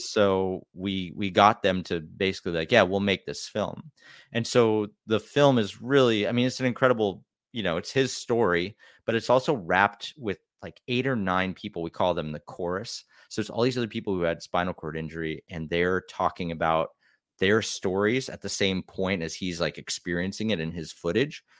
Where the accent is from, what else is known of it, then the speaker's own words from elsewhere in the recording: Wisconsin, United States; I grew up in Wisconsin